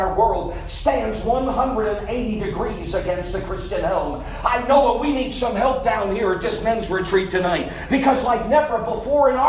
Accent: Northeast, United States; I grew up in the Northeast

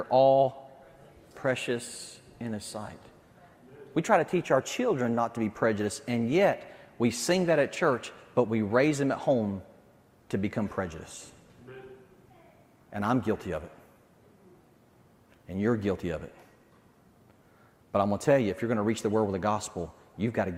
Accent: Deep South, United States; accent: Southern; now in New Jersey, United States; I grew up in the Deep South

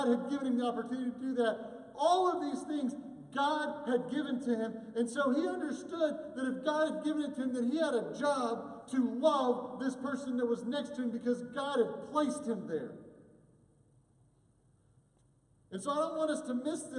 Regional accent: United States; as an American Christian

